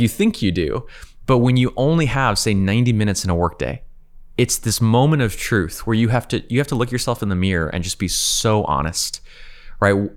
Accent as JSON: {"language": "English", "region": "California", "country": "United States", "also_born_or_lived": "Ukraine / San Francisco", "said": "I'm from California"}